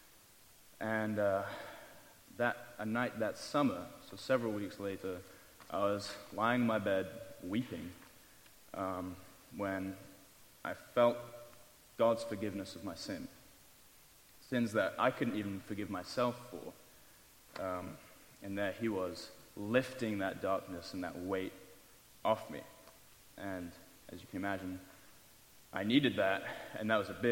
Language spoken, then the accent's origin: English; England, United Kingdom; moved away as an adult; I left that glorious country of England 3 years and 2 weeks ago to come here